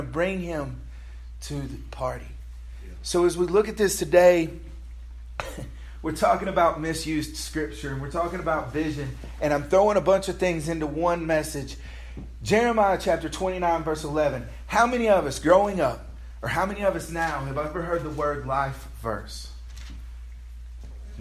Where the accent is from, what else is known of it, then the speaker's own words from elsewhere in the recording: United States; We, as American Christians